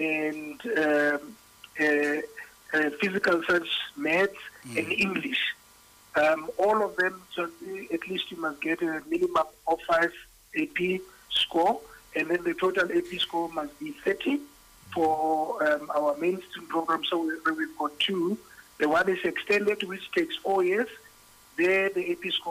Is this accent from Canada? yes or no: no; Bloemfontein, Free State, South Africa; moved away as an adult; also born or lived in Pretoria; now in Johannesburg, South Africa; I originally come from the Free State. I was born and bred in Bloemfontein and went to school there as well.